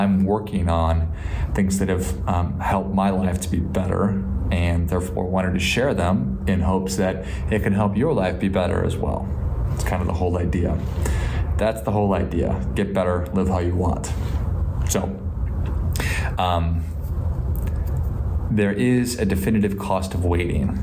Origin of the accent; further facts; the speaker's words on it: Midwest, United States; I grew up in the Midwest